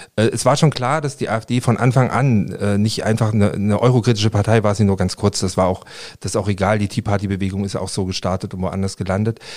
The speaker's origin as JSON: {"language": "German", "town": "Leipzig", "region": "Saxony", "country": "Germany", "tie": "born or raised there", "moved": "yes", "said": "ich bin äh, in Leipzig aufgewachsen"}